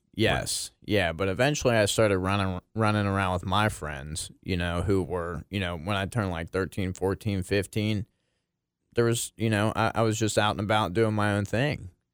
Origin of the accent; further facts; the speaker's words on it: Maineville, Ohio, United States; I grew up in Maineville, Ohio.